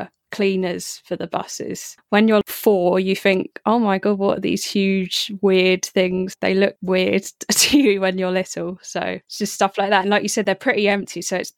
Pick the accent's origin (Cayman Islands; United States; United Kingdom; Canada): United Kingdom; Croydon, London; I was from Croydon